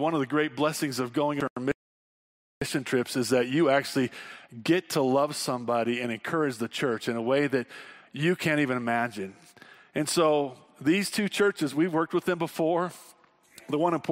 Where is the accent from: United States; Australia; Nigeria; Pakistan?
United States; Wyoming; we're from Wyoming and a lot of us camp